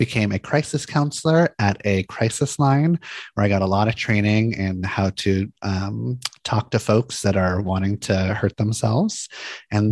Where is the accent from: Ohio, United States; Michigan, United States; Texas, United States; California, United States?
California, United States; Santa Monica; I grew up in Santa Monica, California, really pretty beach town